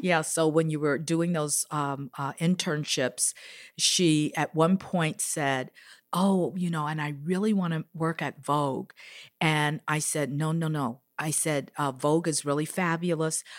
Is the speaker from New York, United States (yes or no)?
no; Chicago, Illinois, United States; I was raised in Chicago